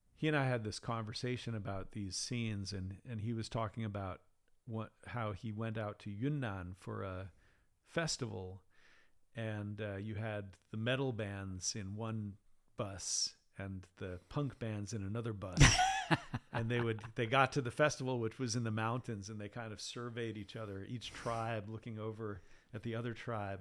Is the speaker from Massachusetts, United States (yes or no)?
yes; Acton, Massachusetts, United States; moved away as an adult; also born or lived in Sydney, Australia; now in Kunshan, China; I grew up in a town called Acton, which is right next to Concord